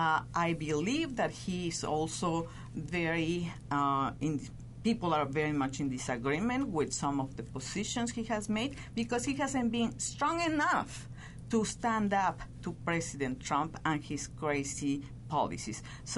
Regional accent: Mexico; now in United States; I am very proudly from Mexico, and well, I am very proudly a citizen of the U.S.

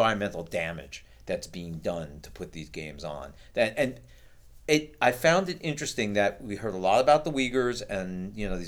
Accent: New York, United States; any school in an inner city where I grew up in New York had track team

